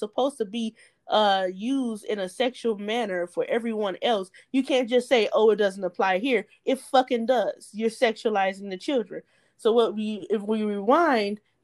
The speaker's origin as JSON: {"language": "English", "country": "United States", "said": "I am from the United States of America"}